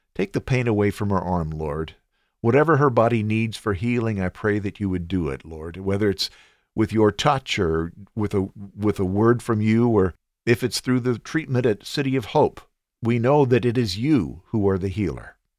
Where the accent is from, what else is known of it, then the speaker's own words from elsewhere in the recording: United States; I am an American